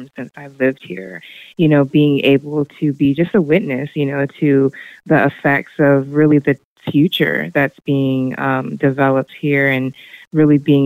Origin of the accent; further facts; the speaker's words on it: Hillsboro, Oregon, United States; moved away as an adult; I was born and raised in Hillsborough, Oregon, right here in Washington County